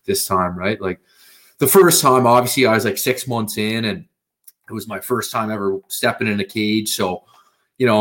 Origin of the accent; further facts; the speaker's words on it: South Rustico, Prince Edward Island, Canada; I'm from South Rustico PEI. It's this little kind of like beach town, like maybe, I don't know, 100 people live here